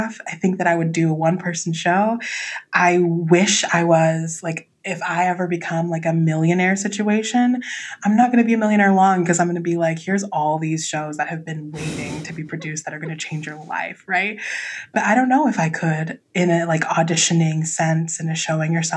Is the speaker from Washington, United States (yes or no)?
no; Southern Orange County, California, United States; I was raised in Southern Orange County